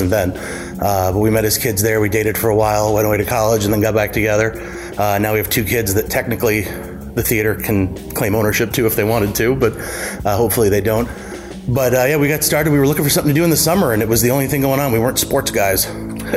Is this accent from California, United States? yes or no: no; Warren, Michigan, United States; now in Clawson, United States; I was born and raised in Warren